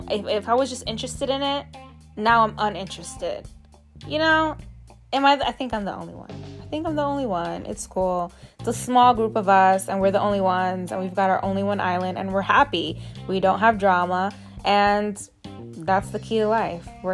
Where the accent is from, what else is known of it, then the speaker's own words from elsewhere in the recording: New York City, New York, United States; also born or lived in Atlanta, Georgia; I'm a New Yorker